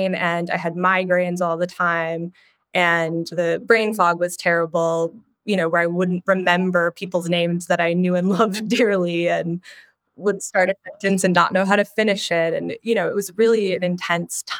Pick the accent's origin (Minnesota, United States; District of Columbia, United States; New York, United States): Minnesota, United States; I grew up in the Midwest in Minnesota and was up at a cabin every weekend